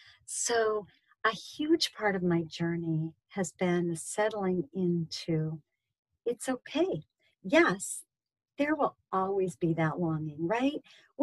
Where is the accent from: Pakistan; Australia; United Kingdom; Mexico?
Pakistan; All their gold. I grew up in Pakistan.